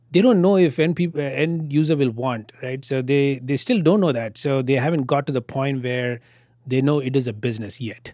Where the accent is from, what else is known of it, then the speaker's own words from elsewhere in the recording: Bangalore, Karnataka, India; moved away as an adult; now in Austin, United States; my hometown in Bangalore